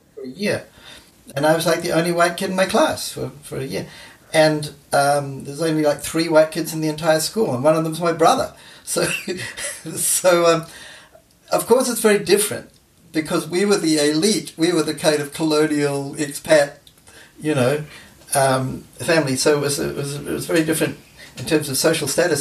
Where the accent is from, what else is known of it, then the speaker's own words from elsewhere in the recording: New Zealand; moved away; I grew up in New Zealand.